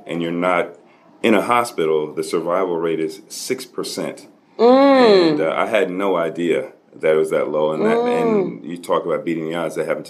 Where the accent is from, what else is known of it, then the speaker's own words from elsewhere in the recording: Cleveland, Ohio, United States; now in Atlanta, United States; I'm not a native, but I moved to Atlanta a long time, in the mid-70s. I was born in Cleveland, Ohio.